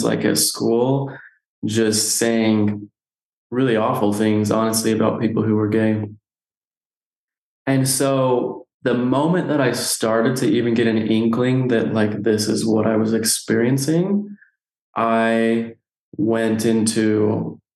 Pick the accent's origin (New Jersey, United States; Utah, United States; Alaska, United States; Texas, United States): Utah, United States; Nephi; Growing up, I grew up here in Nephi, Utah, so small town